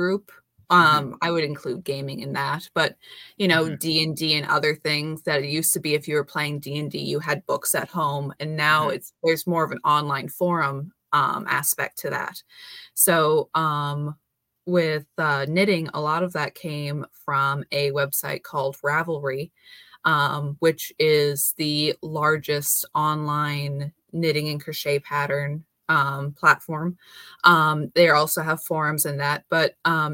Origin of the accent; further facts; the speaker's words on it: South Dakota, United States; Born and raised in South Dakota. I still live here